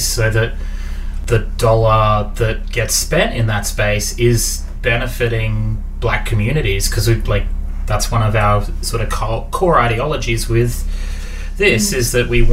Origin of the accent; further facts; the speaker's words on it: Muswellbrook, New South Wales, Australia; I'm a Gamilaroi Darug man. I was born in Musselbrook